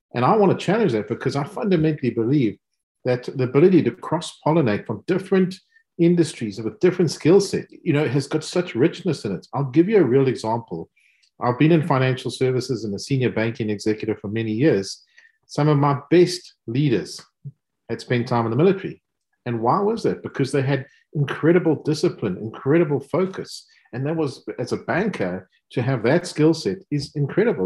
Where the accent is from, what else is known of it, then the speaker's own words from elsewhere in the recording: South Africa; accent: South African; also born or lived in United States / Germany; now in United Kingdom; As you can hear from my accent, um, clearly South African, living in, in the UK, educated in the US